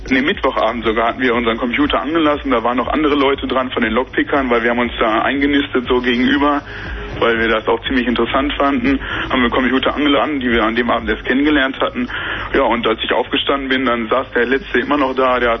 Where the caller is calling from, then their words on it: Bielefeld, North Rhine-Westphalia, Germany; wir kommen, man glaubt es kaum, aber wir kommen aus Bielefeld.